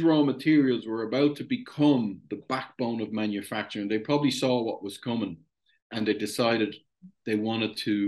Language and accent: English; Ireland; I'm Irish